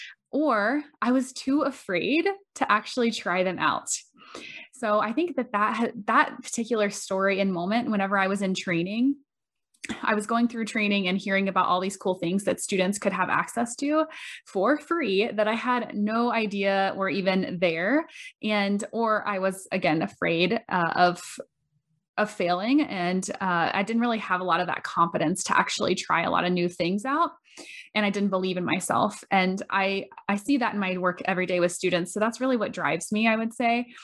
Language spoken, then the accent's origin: English; Bushnell, Florida, United States; I'm originally from Bushnell, Florida